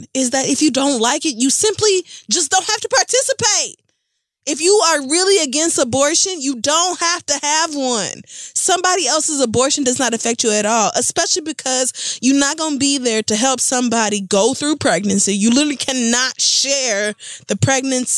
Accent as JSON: {"language": "English", "region": "the Bible Belt", "country": "United States", "tie": "born or raised there", "said": "I grew up in the Bible Belt"}